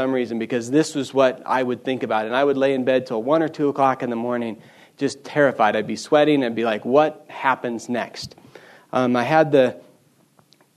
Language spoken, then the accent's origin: English; Bozeman, Montana, United States; I grew up here in Bozeman. Wasn't born here, unfortunately, so I'm not a native. Moved here when I was back here when I was four with my folks.